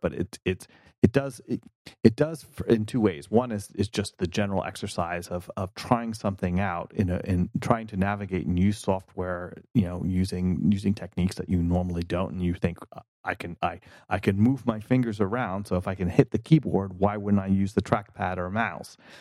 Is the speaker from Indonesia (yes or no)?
no; North Carolina, United States; moved away as an adult; also born or lived in New York; now in California, United States; I was born in North Carolina and spent my adolescence here